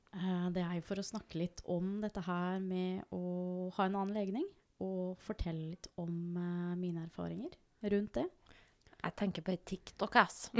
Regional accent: Norway; jeg er født og oppvokst her

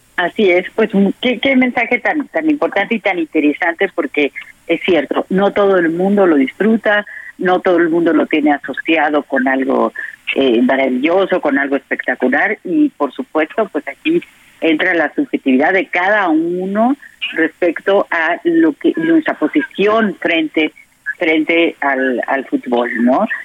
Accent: Mexico; los mexicanos somos sumamente apasionados

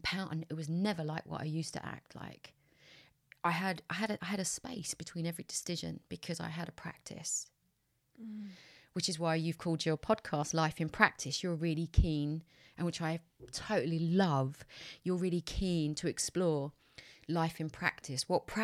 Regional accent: United Kingdom; I took for granted as a British white woman that my rights are safe.

